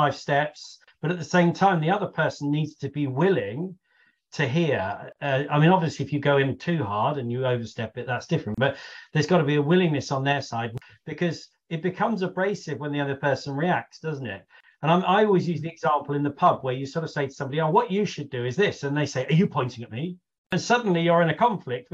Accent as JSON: {"language": "English", "country": "United Kingdom", "said": "I'm British"}